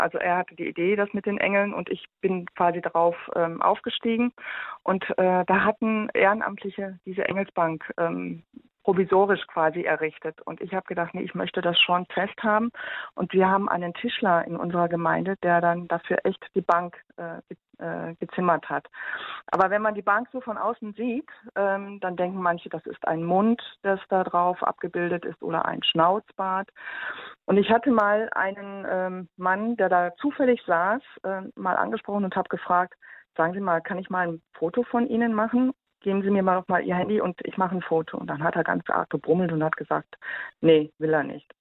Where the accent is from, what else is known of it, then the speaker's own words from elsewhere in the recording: Germany; bei uns in Deutschland